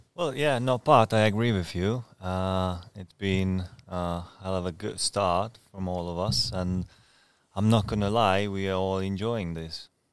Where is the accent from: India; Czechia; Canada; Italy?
Czechia; Brno; born or raised there; English is a second language; moved away as an adult; also born or lived in Scotland; now in Ipswich, United Kingdom